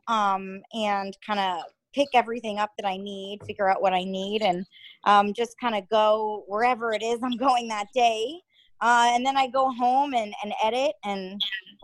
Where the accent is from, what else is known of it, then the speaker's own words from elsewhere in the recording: Connecticut, United States; moved away; I am from Connecticut. Where I'm from is probably around 45 minutes out of New York City, so pretty close there